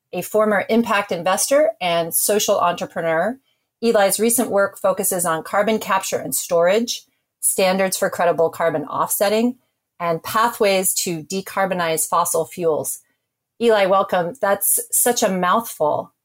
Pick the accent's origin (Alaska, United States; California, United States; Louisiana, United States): Alaska, United States; I grew up in Alaska.